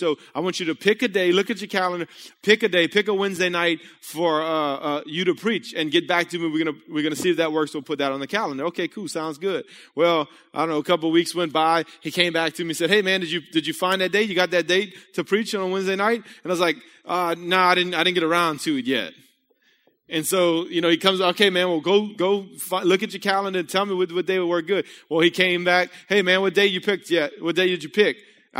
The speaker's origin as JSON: {"language": "English", "town": "Breaux Bridge", "region": "Louisiana", "country": "United States", "said": "I was a painter from Bro Bridge, you know?"}